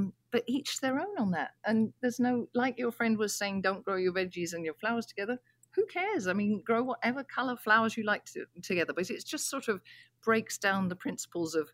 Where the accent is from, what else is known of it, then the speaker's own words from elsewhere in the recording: England, United Kingdom; moved away; I grew up in England, as you can probably tell from my accent